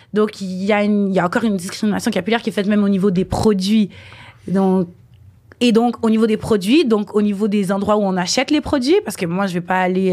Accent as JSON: {"language": "French", "town": "Montreal", "region": "Quebec", "country": "Canada", "tie": "born or raised there", "said": "je suis née ici, à Montréal"}